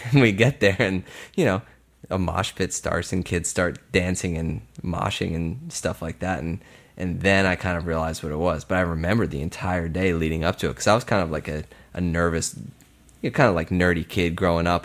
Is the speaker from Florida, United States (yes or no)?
no; Bensalem, Pennsylvania, United States; I grew up in Bucks County in Ben Salem